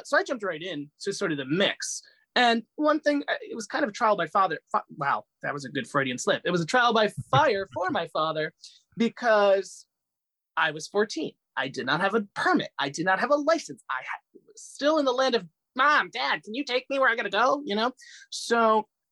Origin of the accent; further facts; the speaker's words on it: Fairfield County, Connecticut, United States; also born or lived in Medellin, Colombia; I grew up in a small town in Connecticut